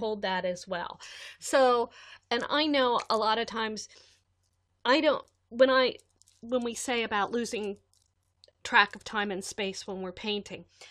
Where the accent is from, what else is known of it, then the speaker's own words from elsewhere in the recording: United States; as an American adult